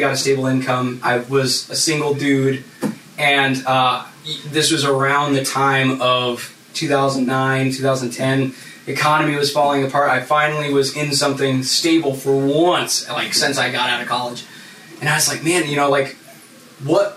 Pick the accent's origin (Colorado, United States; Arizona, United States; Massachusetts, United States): Arizona, United States; Phoenix; I grew up in Central Phoenix, very impoverished part of the city